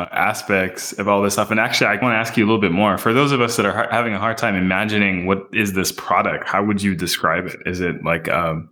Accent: Montreal, Quebec, Canada; I grew up in Montreal, Canada

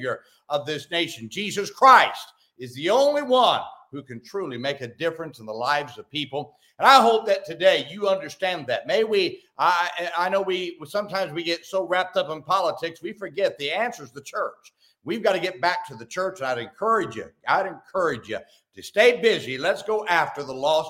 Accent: Salinas, California, United States; now in Oklahoma City, United States; where I grew up in Salinas, California

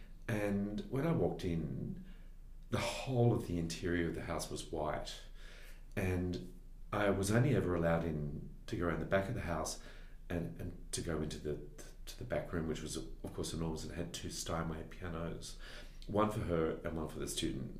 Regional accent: Sydney, New South Wales, Australia; I am. I was brought up in West Pymble

